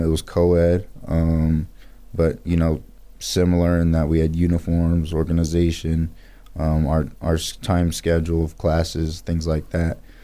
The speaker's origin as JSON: {"language": "English", "town": "Pasadena", "region": "California", "country": "United States", "tie": "born or raised there", "also_born_or_lived": "Boise, Idaho / Atlanta, Georgia", "moved": "as an adult", "said": "I was born and raised in Pasadena, California"}